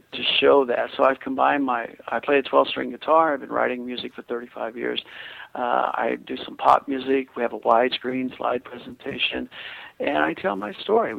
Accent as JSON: {"language": "English", "region": "Kansas", "country": "United States"}